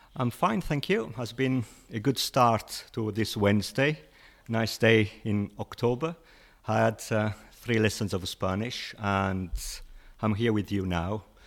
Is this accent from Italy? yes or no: yes; Italy; English is a second language; moved away as an adult; also born or lived in Bradford, United Kingdom; now in United Kingdom; I grew up in Italy